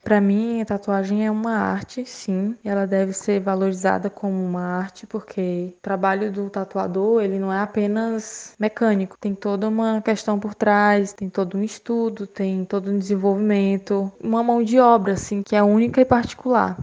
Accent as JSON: {"language": "Portuguese", "town": "Fortaleza", "region": "Ceará", "country": "Brazil", "said": "eu tenho 25 anos e sou de Fortaleza"}